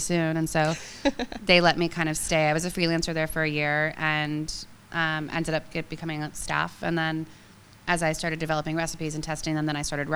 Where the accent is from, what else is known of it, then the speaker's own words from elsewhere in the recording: California, United States; moved away as an adult; also born or lived in San Francisco; now in New York, United States; I'm from California, I'm gonna die in California